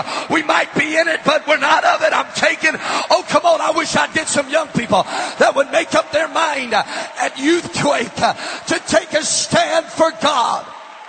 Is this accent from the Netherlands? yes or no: yes; Amsterdam, North Holland, Netherlands; I was raised in Amsterdam, where I was raised, drugs are legal. You can buy them off of a menu.